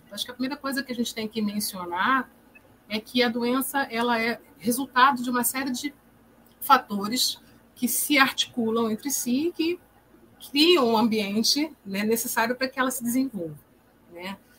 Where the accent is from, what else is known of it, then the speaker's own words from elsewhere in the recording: Rio de Janeiro, Brazil; sou psicóloga, sou do Rio de Janeiro